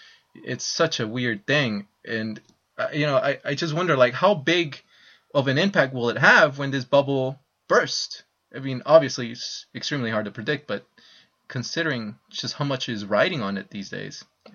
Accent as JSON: {"language": "English", "town": "San Francisco", "region": "California", "country": "United States", "tie": "born or raised there", "said": "I was raised in the Sunset District of San Francisco, and my grandparents had to move to the East Bay because it was getting too expensive."}